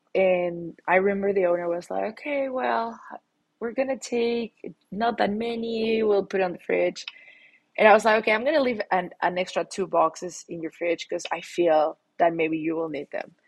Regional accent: Mexico City, Mexico; accent: Latin; English is a second language; moved away as an adult; now in United States; I'm born and raised in Mexico City. I recently moved to the US

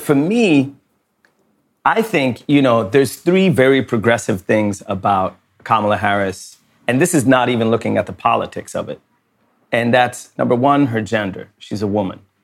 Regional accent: Sweden; I was born in Sweden

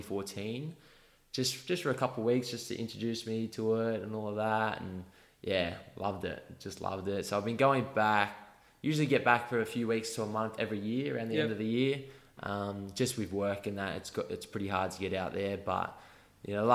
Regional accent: Australia; my home country

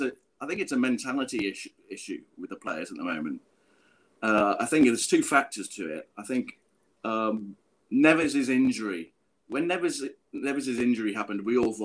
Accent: Chester, North West England, United Kingdom; moved away as an adult; also born or lived in West Midlands; now in Bangkok, Thailand; I'm from Chester originally, not Wolverhampton.

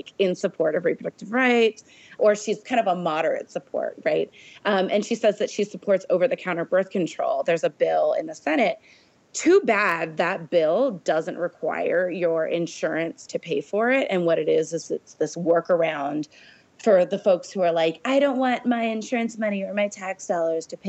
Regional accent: Illinois, United States; my home state of Illinois

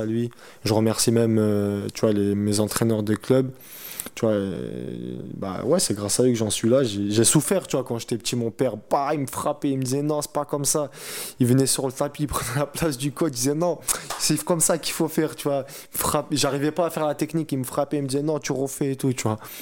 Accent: Montauban, Occitania, France; moved away as an adult; quand je rentre chez moi à Montauban, tu vois, c'est pas une très grande ville

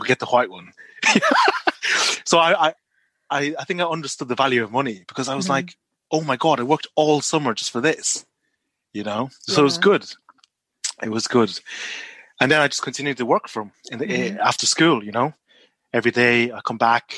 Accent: Ireland; moved away as an adult; also born or lived in Malaysia; now in Nottingham, United Kingdom; I'm Chinese Malaysian, but I grew up in Ireland.

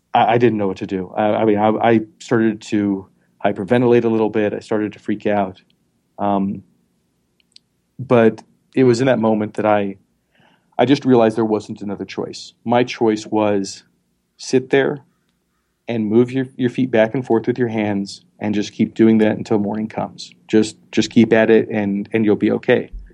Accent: Montana, United States; moved away; also born or lived in Philadelphia / South Dakota; I was born in Montana

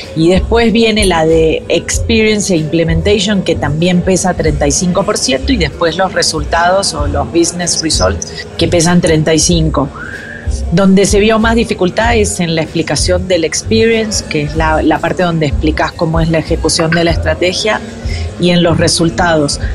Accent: Argentina; now in Colombia; soy argentina, pero vivo en Colombia

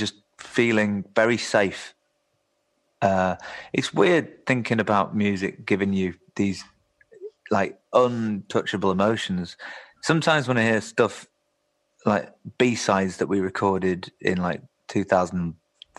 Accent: Yorkshire and the Humber, United Kingdom; growing up in West Yorkshire

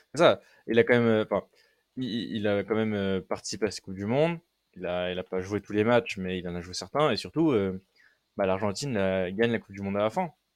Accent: France; je suis français

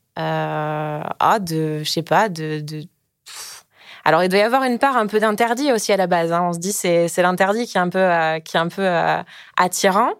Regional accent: south-west France, France; j'ai 29 ans, je viens du sud-ouest

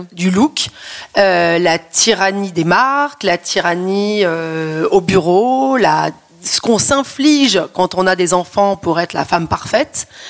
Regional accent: Paris, Île-de-France, France; je suis parisienne, parce que j'habite à Paris

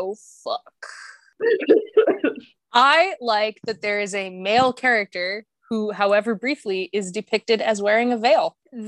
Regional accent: New Mexico, United States; also born or lived in Louisiana; I was born in Louisiana, but I moved to New Mexico when I was 5.

